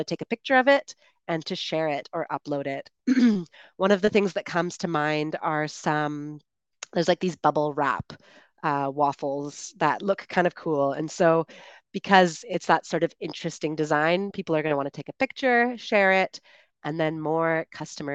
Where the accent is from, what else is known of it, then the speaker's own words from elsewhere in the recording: Canada; moved away as an adult; I'm one of the Chatterbug tutors and streamers originally from Canada, and I am currently traveling